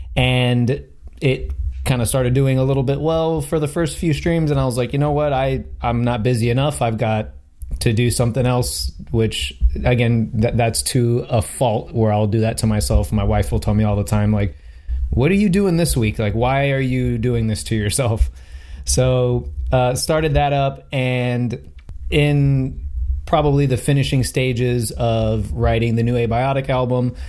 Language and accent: English; Miami, Florida, United States; I'm from Miami, Florida